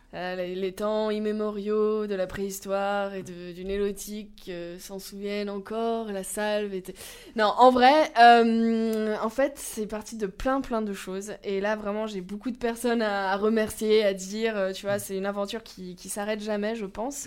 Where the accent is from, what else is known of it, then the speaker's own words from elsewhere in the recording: Lyon, Auvergne-Rhône-Alpes, France; ma ville natale, Lyon